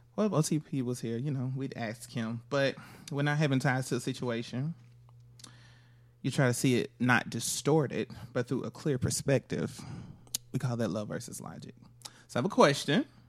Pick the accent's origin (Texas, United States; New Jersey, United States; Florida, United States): Florida, United States; I'm from Florida